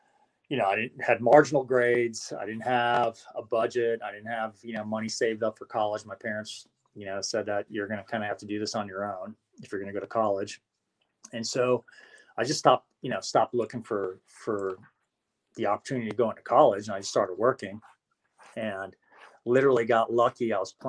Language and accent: English; Las Vegas, Nevada, United States; And growing up in Vegas is, you know, when you grow up in Vegas, it's a different life, you know, for a lot of kids.